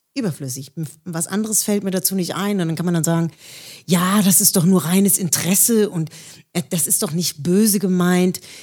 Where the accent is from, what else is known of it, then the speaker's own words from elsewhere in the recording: Villingen-Schwenningen, Baden-Württemberg, Germany; also born or lived in Schleswig-Holstein; now in Rheinfelden, Germany; Also, ich bin in Villingen-Schwenningen geboren. Das ist im Schwarzwald in der Nähe von Freiburg.